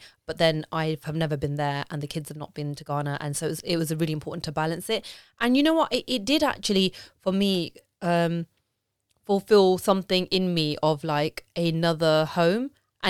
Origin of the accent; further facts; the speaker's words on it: Punjab, India; you know, I'm Punjabi Indian like you, and it was a big deal for me to get married to my husband